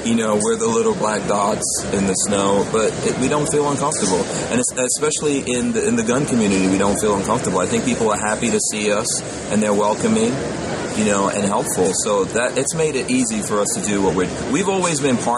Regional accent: Guyana; moved away; I'm from Guyana, which is in South America.

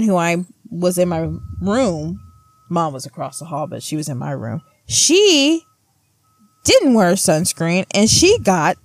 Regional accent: Springfield, Missouri, United States; moved away; I'm from Springfield, Missouri

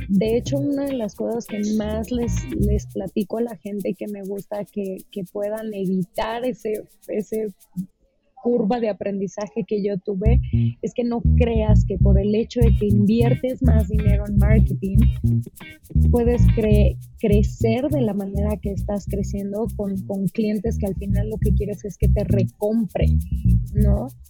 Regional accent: Uruapan, Michoacán, Mexico; Soy de Uruapan, Michoacán

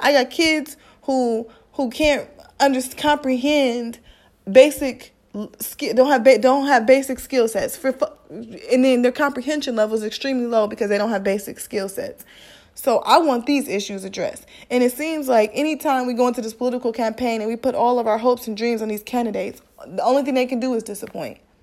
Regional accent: Midwest, United States; I'm black and I'm from the Midwest.

